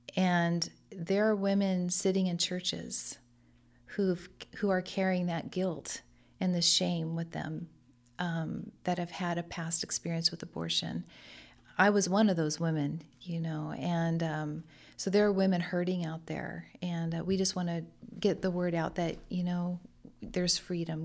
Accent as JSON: {"language": "English", "town": "Lemoore", "region": "California", "country": "United States", "tie": "born or raised there", "also_born_or_lived": "Hanford", "said": "I grew up in Lemoore, a hometown girl here, uh, but moved to Hanford."}